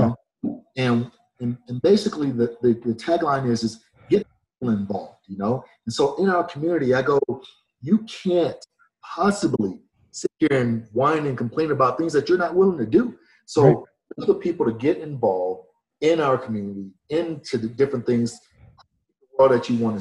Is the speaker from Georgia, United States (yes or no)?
yes; Atlanta, Georgia, United States; I was born in the South. You know, I was born in Atlanta